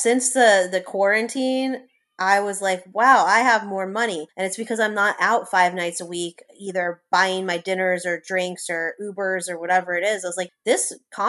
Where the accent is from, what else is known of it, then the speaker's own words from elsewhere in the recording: Los Angeles, California, United States; moved away as an adult; now in New Orleans, United States; I'm originally from Los Angeles. At 18, I wanted to leave there so badly.